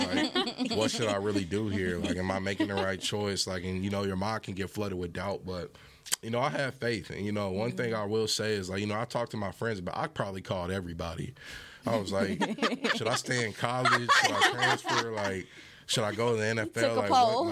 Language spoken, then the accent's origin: English; Fort Worth, Texas, United States; I grew up in Fort Worth, went to North Crowley